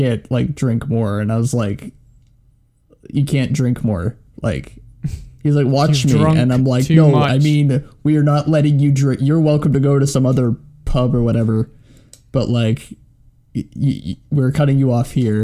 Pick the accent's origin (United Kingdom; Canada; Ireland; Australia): Canada; my bartending was in my hometown, and I was only just 19, which is the drinking age in Canada